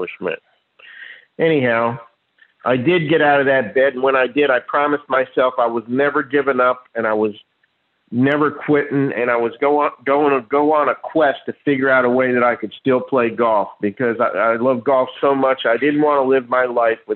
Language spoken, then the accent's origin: English; Neptune, New Jersey, United States; moved away as an adult; now in Jupiter, United States; I was born in Neptune. Now I live in Jupiter